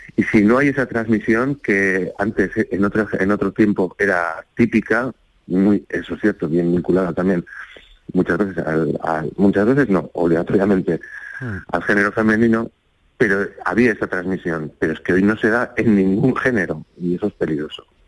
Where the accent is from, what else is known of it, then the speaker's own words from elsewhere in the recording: Spain; nosotros como españoles